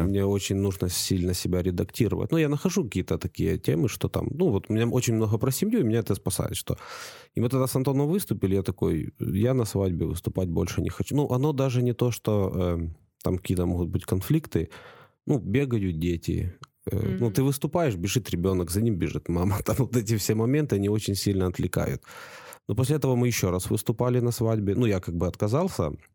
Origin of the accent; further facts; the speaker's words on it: Ukraine; now in Estonia; я из Украины